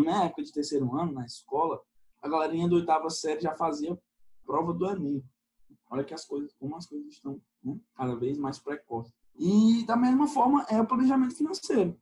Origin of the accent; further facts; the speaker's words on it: Teresina, Piauí, Brazil; eu sou do Piauí, sou da capital do Piauí